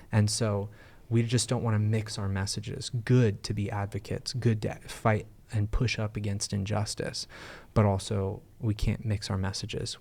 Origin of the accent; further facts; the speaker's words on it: United States; as American Christians